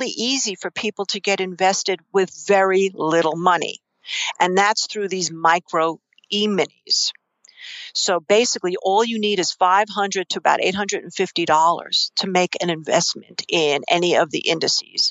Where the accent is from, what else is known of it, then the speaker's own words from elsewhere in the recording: New York City, New York, United States; accent: New York Queens; I grew up in New York City.